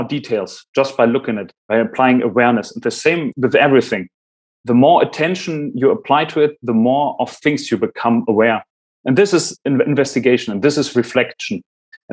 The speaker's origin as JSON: {"language": "English", "country": "Germany", "first_language": "German", "second_language": "English", "said": "I'm German, my mother language is German"}